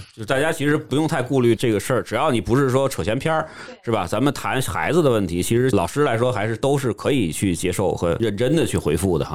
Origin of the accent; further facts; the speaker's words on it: Tianjin, China; accent: Tianjin; 君君老师有时候也会带一些天津的一些口音出来